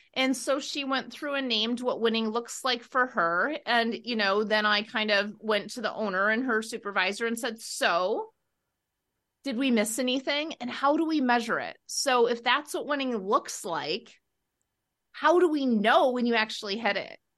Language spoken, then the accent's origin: English; Wisconsin, United States; we are both from Wisconsin